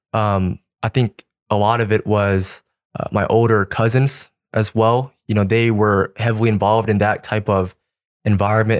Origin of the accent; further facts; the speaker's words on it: Kansas City, Missouri, United States; I was born and raised in Kansas City my whole life